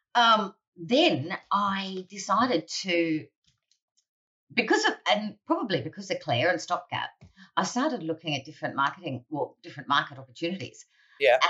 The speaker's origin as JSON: {"language": "English", "area": "Central Coast, north of Sydney", "region": "New South Wales", "country": "Australia", "tie": "born or raised there", "said": "I grew up on the Central Coast, north of Sydney"}